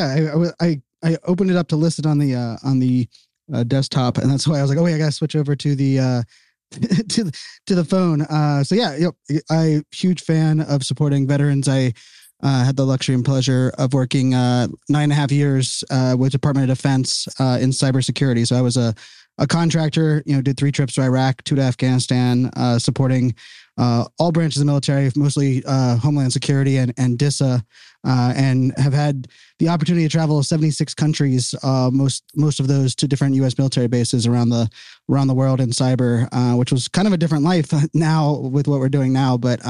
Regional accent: Pittsburgh, Pennsylvania, United States; now in Northern Virginia, United States; I'm from Pittsburgh.

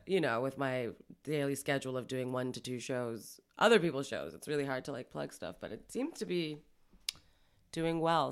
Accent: Toronto, Ontario, Canada; also born or lived in Montreal; I was born in Montreal. I moved here when I was about seven or eight. here being Toronto

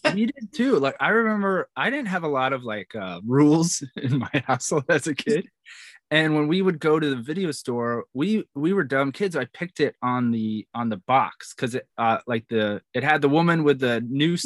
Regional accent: New York, United States; I'm from New York

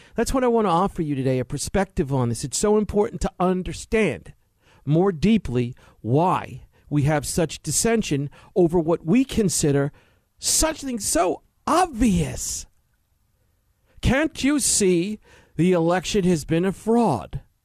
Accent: New York City, New York, United States; growing up in New York City, finishing college

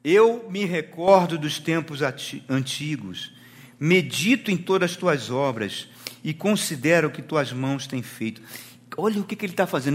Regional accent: Rio de Janeiro, Brazil; moved away; fui lá no bairro que eu nasci, lá na Penha, no Rio de Janeiro

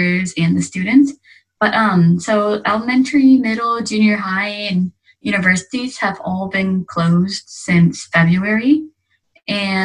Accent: Evansville, Indiana, United States; moved away as an adult; now in Yokohama, Japan; My hometown is Evansville, Indiana, but I have recently moved to Yokohama, Japan

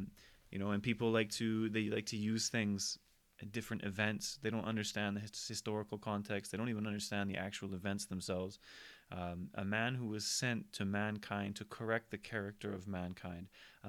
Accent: United Kingdom; Like, I'm British. I'm actually French as well.

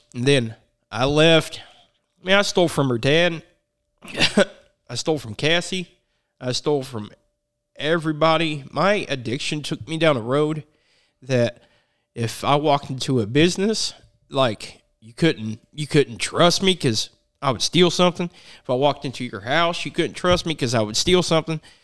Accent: Chillicothe, Missouri, United States; I was born in Chillicothe, Missouri

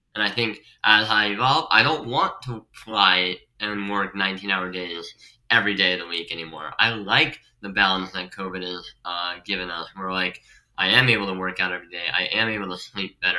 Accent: Pennsylvania, United States; moved away as an adult; also born or lived in Staten Island, New York; now in New York, United States; I'm from Pennsylvania

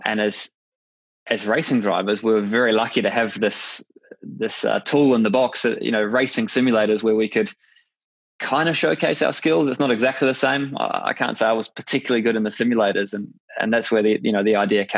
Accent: New Zealand; as a Kiwi

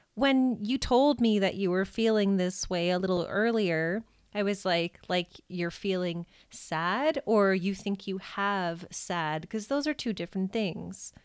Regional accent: Canada; as a Canadian

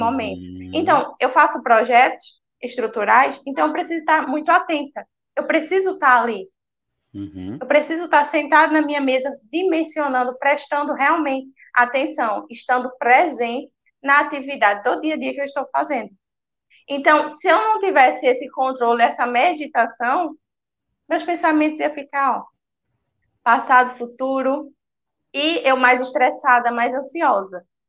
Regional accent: Recife, Pernambuco, Brazil; Sou de Recife, Pernambuco.

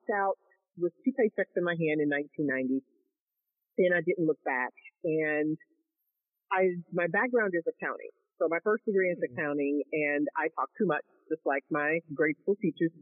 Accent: Kansas City, United States; moved away as an adult; now in Dallas-Fort Worth, United States; born and raised in Kansas City

